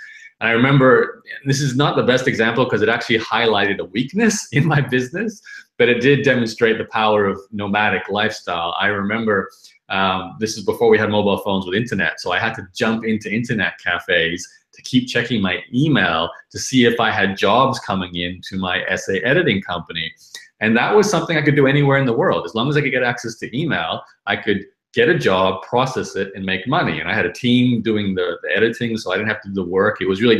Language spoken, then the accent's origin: English; Brisbane, Queensland, Australia; So I'm, like you said at the beginning, I'm from Brisbane.